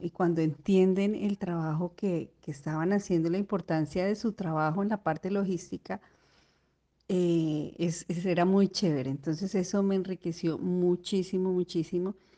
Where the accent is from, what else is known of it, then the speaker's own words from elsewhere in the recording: Bogotá, Colombia; moved away as an adult; also born or lived in Neiva, Colombia; yo soy de Colombia, yo venía de Bogotá